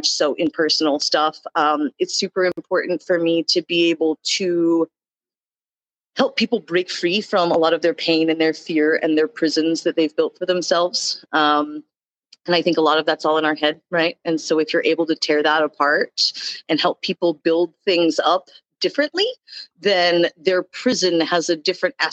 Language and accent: English; Texas, United States; I'm from Texas.